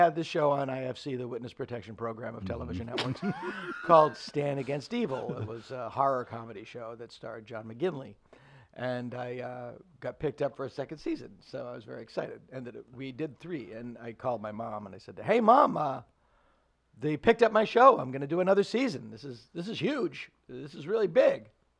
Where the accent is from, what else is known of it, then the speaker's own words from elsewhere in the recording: Boston, Massachusetts, United States; Boston is, I'm from Boston.